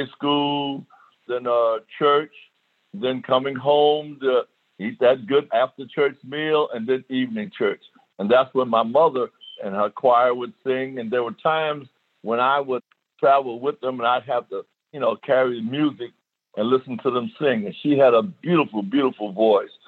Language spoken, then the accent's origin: English; New York City, New York, United States; moved away as an adult; also born or lived in El Paso, Texas; growing up in the South Bronx in New York City